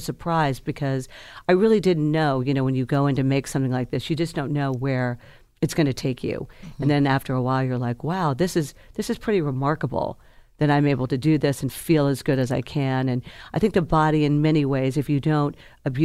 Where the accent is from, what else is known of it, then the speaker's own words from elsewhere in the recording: the South, United States; I'm from the South